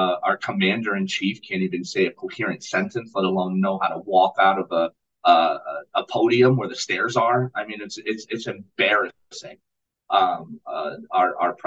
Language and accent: English; United States; us Americans